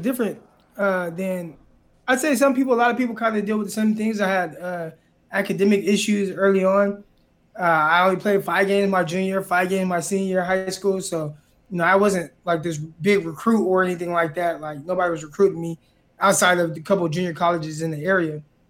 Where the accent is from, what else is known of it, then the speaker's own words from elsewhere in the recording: Stockton, California, United States; Yeah, I'm from Stockton. So I've lived there pretty much majority of my life, born and raised there. It's about, like, you know, 30 minutes south of Sacramento, about 45 minutes from the Bay Area